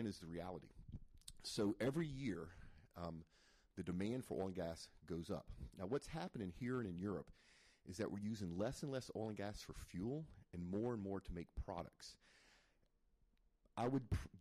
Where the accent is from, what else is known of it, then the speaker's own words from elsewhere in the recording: Zachary, Louisiana, United States; also born or lived in Mandeville, Louisiana / Metairie, Louisiana; I'm actually from Louisiana. I'm from North Louisiana, which is Baton Rouge, a little town called Zachary.